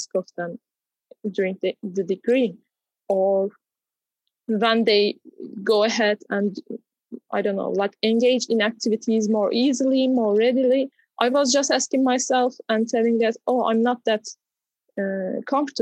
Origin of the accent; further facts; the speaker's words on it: Turkey; growing up in Turkey